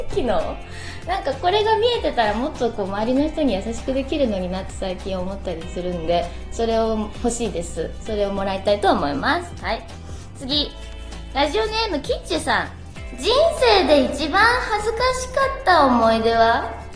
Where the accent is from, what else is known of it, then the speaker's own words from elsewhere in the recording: Kurume, Fukuoka, Japan; 私福岡人だなあるいは久留米っ子だなと思う瞬間は